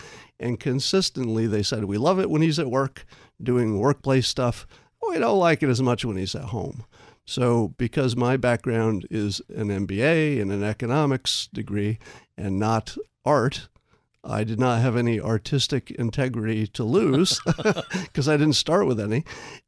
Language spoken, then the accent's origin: English; New York, United States; One is I grew up in New York, mm-hmm. upstate, but it's close enough to get sort of the New York sensibility.